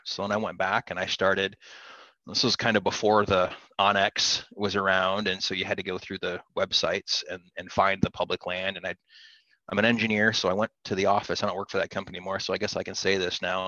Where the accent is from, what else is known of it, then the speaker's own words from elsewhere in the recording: southern Wisconsin, United States; I'm from Wisconsin